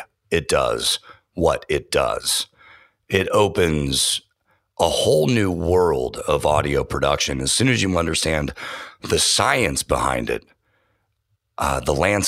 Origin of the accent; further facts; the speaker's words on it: San Francisco Bay Area, California, United States; I grew up on FM radio in the San Francisco Bay Area